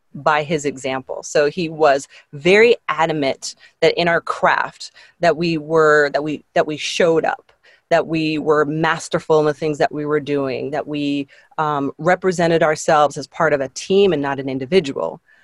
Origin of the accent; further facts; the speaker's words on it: Toronto, Ontario, Canada; I grew up in Canada. We were living in a, a suburb west of Toronto, and we ended up moving back into the city